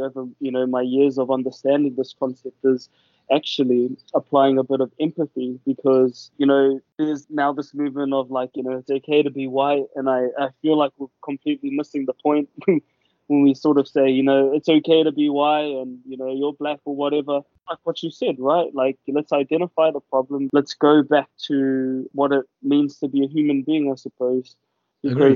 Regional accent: New Zealand; as a Pacific Islander myself, you know, growing up in New Zealand

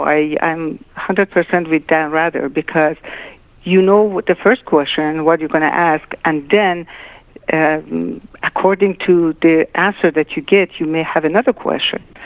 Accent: Tehran, Tehran Province, Iran; moved away; also born or lived in Shiraz; my parents moved to Tehran when I was a year and a half

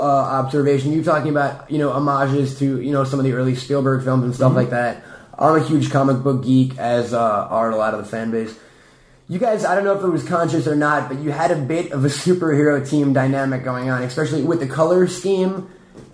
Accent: New York City, New York, United States; born or raised there

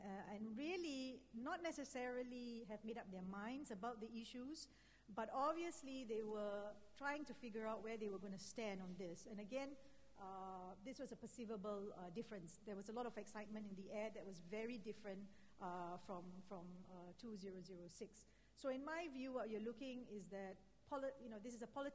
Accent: Singapore; as a Singaporean

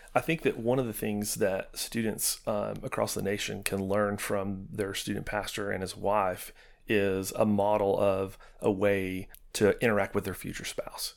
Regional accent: Knoxville, Tennessee, United States; moved away as an adult; also born or lived in Rockwood, Tennessee; now in Chattanooga, United States; we're from Knoxville

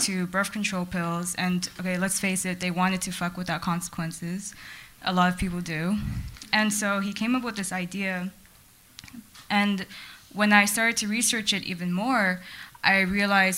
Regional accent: Los Angeles, California, United States; I'm a Chinese American, born and raised in Los Angeles

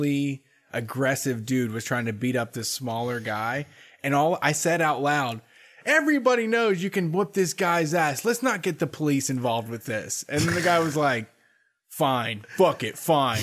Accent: Columbus, Ohio, United States; I grew up in Linden, dude. That's where I went until I was in eighth grade

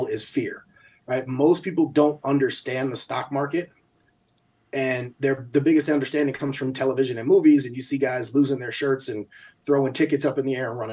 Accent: Albany, United States; moved away; also born or lived in New Mexico; growing up in Albany, we got a lot of family members who won't be able to retire

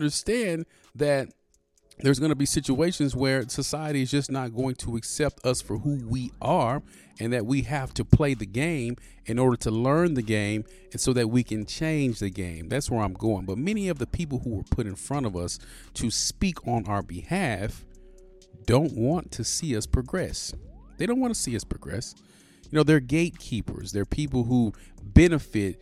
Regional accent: United States; I grew up in the hood. I'm from Pleasant Grove. I love my neighborhood. I love my city

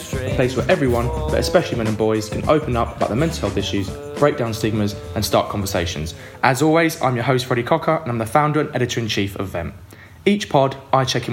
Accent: London, United Kingdom; I grew up in East London

